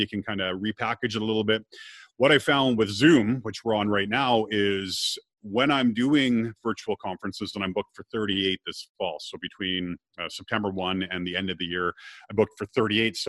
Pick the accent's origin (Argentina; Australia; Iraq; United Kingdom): United Kingdom; Scotland; I'm Scottish